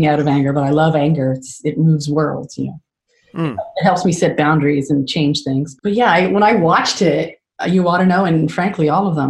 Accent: Canada; I'm such a Canadian

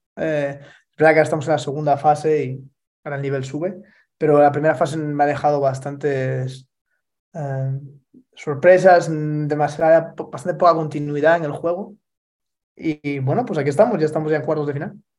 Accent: Spain; moved away; España, mi país natal

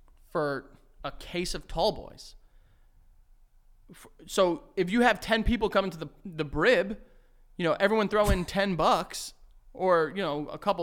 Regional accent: North Macedonia; Like, I'm from Macedonia.

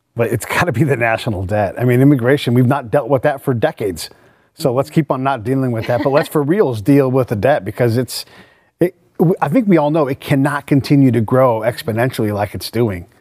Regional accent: San Francisco Bay Area, California, United States; I'm from the Bay Area

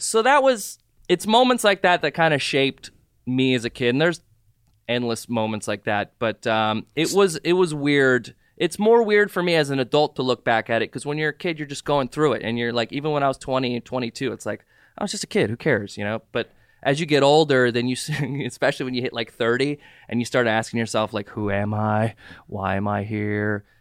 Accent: Southern California, United States; also born or lived in Jordan / Saudi Arabia / Ventura County / Santa Monica; I grew up in Southern California for the most part. I've been here since ninety-three

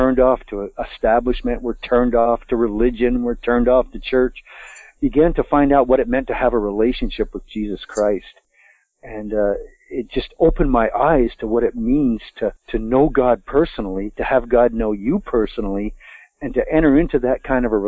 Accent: Vermont, United States; I'm a Vermonter. I was born in Vermont, raised in Vermont

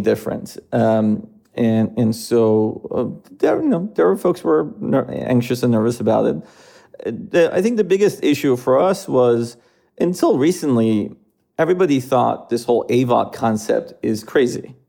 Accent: Iran; moved away as an adult; also born or lived in Philadelphia, United States; now in United States; I was born in the United States, uh, but I, I grew up in Iran

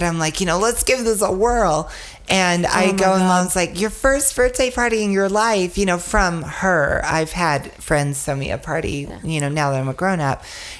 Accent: Nashville, Tennessee, United States; moved away; I'm born and bred in Nashville

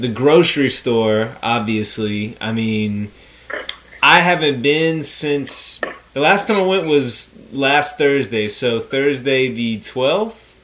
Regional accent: United States; Being American

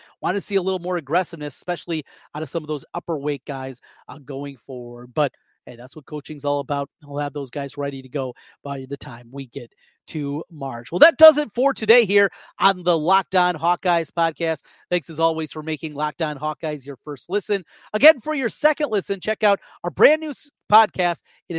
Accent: Osage, Iowa, United States; Hey, I grew up in Osage. I know all about you wrestlers.

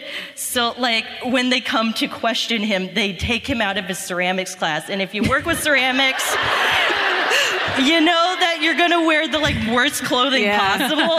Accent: Cincinnati, Ohio, United States; moved away as an adult; now in Columbus, United States; I'm from Cincinnati, born and raised.

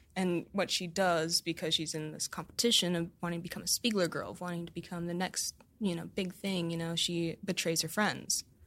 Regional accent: United States; as an American

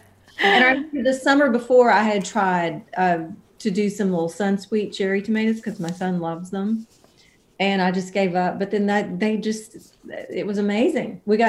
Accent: Alabama, United States; moved away as an adult; now in Nashville, United States; I was born in Mobile, Alabama, and I grew up about 90 miles north of there and around. Very musical family. I moved to Nashville in 1993 when I was 20 years old

